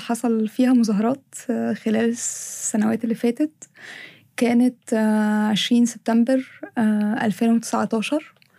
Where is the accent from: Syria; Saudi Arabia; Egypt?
Egypt; احنا في مصر